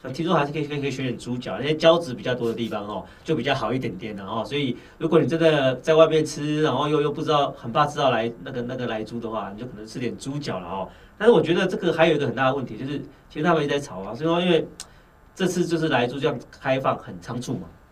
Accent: Taiwan; 我们台湾人很喜欢吃猪肉哦

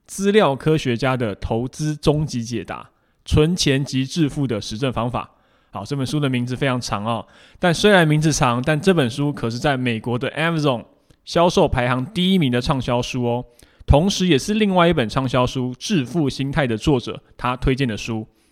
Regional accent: Taiwan; 我们台湾人很熟知的定时定额这样的一个概念

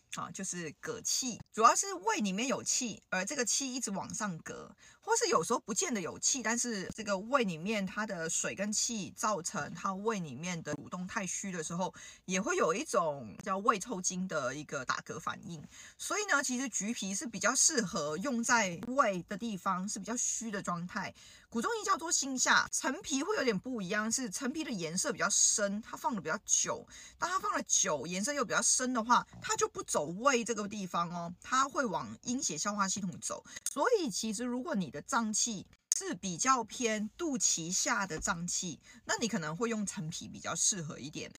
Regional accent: Hong Kong; 我们香港人

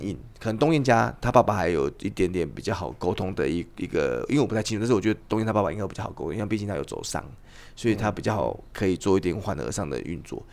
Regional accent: Taiwan; 我们是台湾人

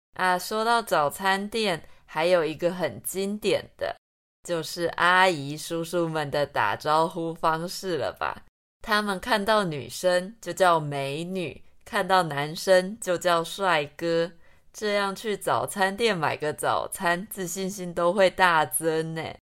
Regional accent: Taichung, Taiwan; 不然真的是一个假台中人

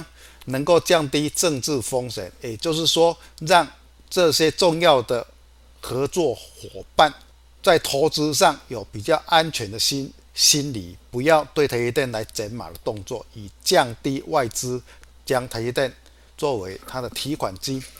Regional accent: Chiayi, Taiwan; 各位，我是金钱豹的现场朋友，大家好，我是嘉义的

